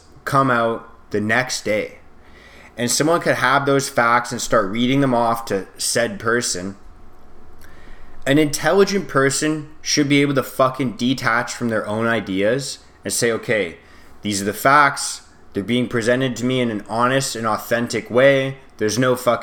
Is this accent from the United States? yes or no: no; Canada; I'm Canadian